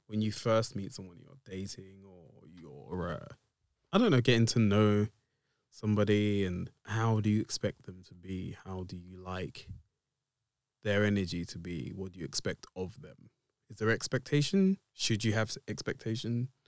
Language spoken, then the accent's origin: English; Essex, East of England, United Kingdom; I am a cis black male from the depths of Essex.